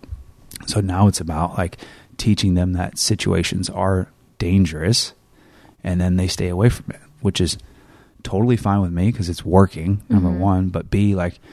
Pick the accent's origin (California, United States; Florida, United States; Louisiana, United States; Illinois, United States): California, United States; Northern; moved away; I came from Northern California and we said grocery store